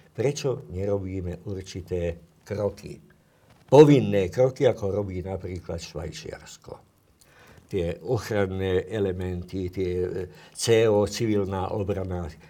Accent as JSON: {"language": "Slovak", "country": "Slovakia"}